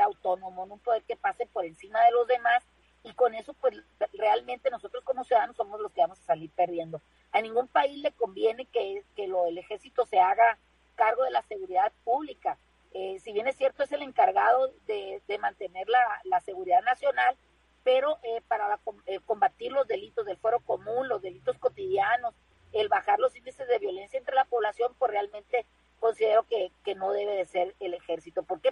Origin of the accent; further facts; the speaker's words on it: Mexico; como mexicanos